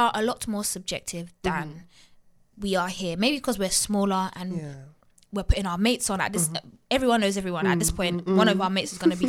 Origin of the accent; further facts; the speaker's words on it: Nigeria; I'm Nigerian, so I grew up listening to Afrobeats as well, and my uncle's taking me to the hall parties and stuff.